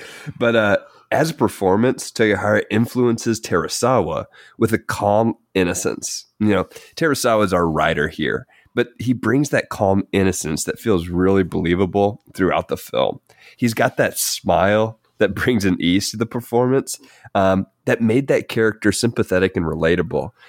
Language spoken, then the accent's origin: English; Kentucky, United States; we are from Kentucky